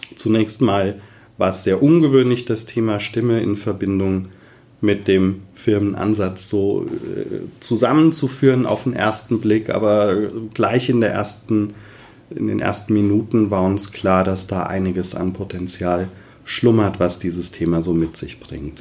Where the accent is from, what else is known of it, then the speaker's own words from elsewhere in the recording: Westerwald, Rhineland-Palatinate, Germany; komme aus dem wunderschönen Westerwald